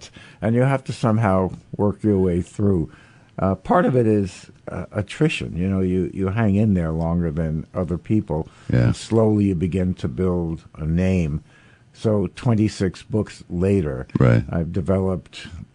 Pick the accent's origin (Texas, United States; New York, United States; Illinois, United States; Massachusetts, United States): New York, United States; New York City; I grew up in the Village in New York